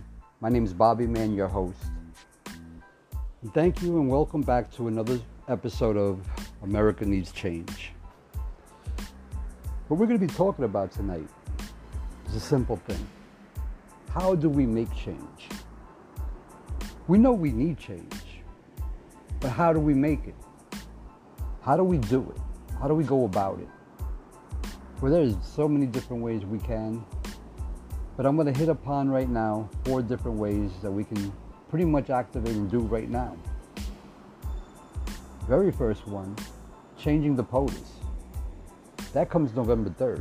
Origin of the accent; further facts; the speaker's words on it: United States; we're American